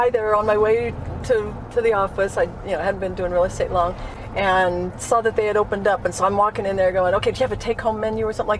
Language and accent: English; Farmington, United States; also born or lived in Oklahoma; Yeah, I grew up here, graduated here, raised my kids here.